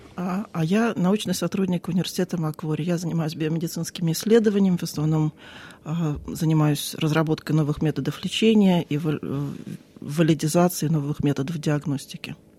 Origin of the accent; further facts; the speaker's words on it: Crimea, Ukraine; moved away as an adult; now in Sydney, Australia; Я из Крыма